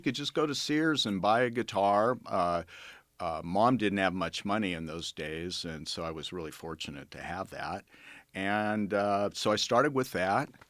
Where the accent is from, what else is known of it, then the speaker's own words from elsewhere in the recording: Los Angeles, California, United States; also born or lived in Santa Monica; I grew up in the San Fernando Valley mostly, uh, graduated from high school there